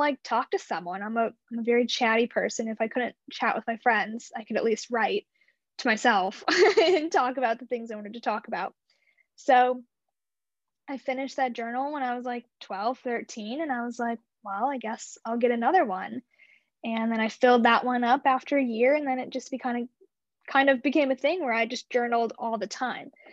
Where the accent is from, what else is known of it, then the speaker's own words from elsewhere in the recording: Imperial, Missouri, United States; also born or lived in St. Louis, Missouri; I grew up in a super small town outside of St. Louis. It's called Imperial, Missouri